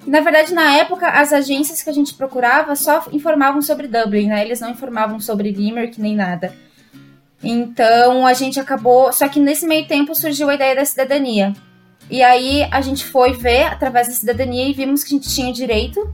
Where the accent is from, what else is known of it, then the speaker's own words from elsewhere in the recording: Caçador, Santa Catarina, Brazil; moved away as an adult; now in Ireland; Sou do Brasil, de Santa Catarina, caçador, na cidade pequenininha que provavelmente ninguém ouviu falar